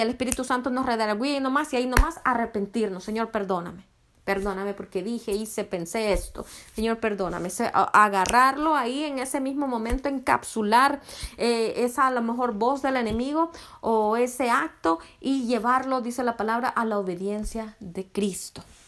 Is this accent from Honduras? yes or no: yes; Honduras; soy de Honduras.